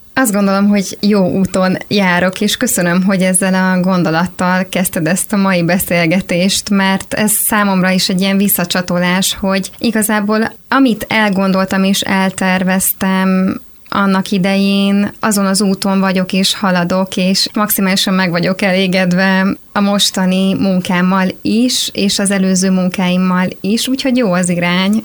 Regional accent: Tekenye, Zala, Hungary; moved away as an adult; now in Budapest, Hungary; a faluban, ahonnan származom, Tekenyéről.

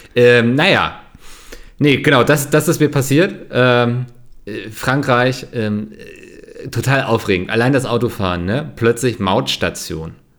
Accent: Northern Germany, Germany; ich bin ja Norddeutscher

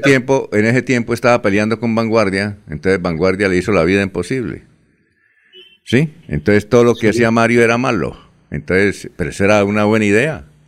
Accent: Barichara, Santander, Colombia; yo cuando era niño en Barichara

